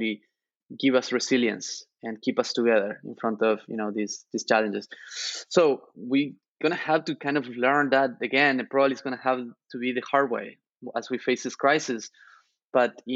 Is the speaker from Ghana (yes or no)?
no; Argentina; now in United States; I grew up in Argentina sharing room with my two brothers